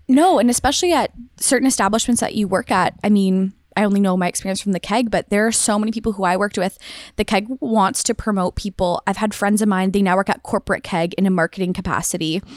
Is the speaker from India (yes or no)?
no; Waterloo, Ontario, Canada; I am from Waterloo, went to high school, university, and did my postgrad here.